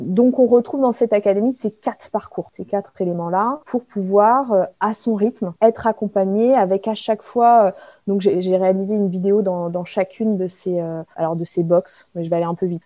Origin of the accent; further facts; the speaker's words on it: Brignais, Auvergne-Rhône-Alpes, France; moved away as an adult; also born or lived in Paris; je viens de Brignais